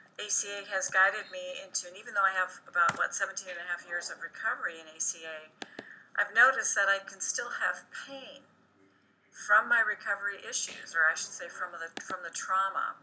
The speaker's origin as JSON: {"language": "English", "town": "Redondo Beach", "region": "California", "country": "United States", "tie": "born or raised there", "said": "I was raised in Southern California, in Redondo Beach, California"}